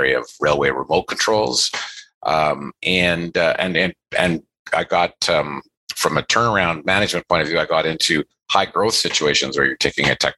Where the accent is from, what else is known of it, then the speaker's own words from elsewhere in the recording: Northern Ontario, Canada; I grew up in Northern Ontario in Canada